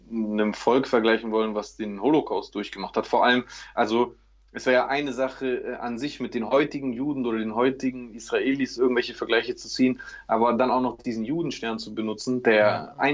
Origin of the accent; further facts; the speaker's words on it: Greece; am meisten, was man da als Grieche immer gesagt bekommt, ist immer